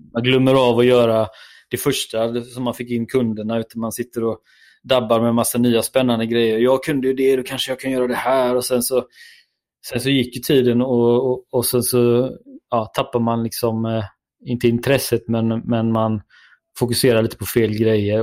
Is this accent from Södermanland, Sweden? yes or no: no; Gothenburg, Västra Götaland, Sweden; det hör väl alla att jag är från Göteborg